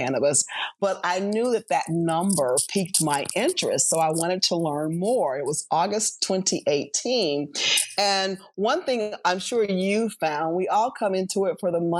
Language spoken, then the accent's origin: English; Biloxi, Mississippi, United States; moved away as an adult; also born or lived in San Diego / Atlanta; I'm from Biloxi